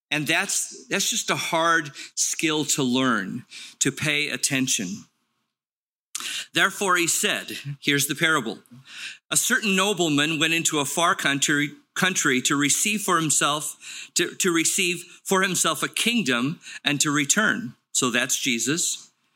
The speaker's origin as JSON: {"language": "English", "town": "Los Angeles", "region": "California", "country": "United States", "tie": "born or raised there", "said": "I grew up in Los Angeles at the base of Palos Verdes, the Torrance area."}